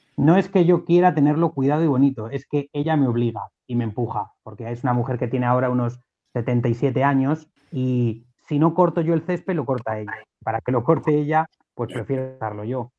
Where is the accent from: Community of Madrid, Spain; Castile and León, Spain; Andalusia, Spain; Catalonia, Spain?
Community of Madrid, Spain; Alcalá de Henares; yo soy de Alcalá, yo soy de un barrio de Alcalá donde el párroco de mi barrio era el capellán